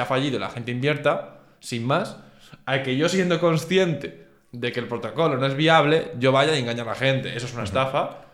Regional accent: Spain; siendo de español

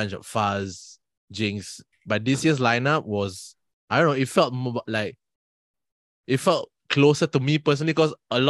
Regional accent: Singapore; I am from Singapore.

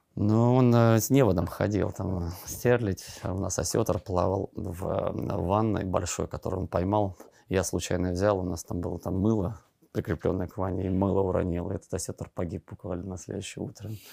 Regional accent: Siberia, Russia; я же из Сибири тоже

